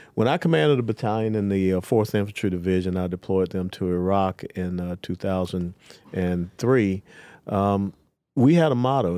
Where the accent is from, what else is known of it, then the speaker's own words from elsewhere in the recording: Atlanta, Georgia, United States; I was born and raised in Atlanta, Georgia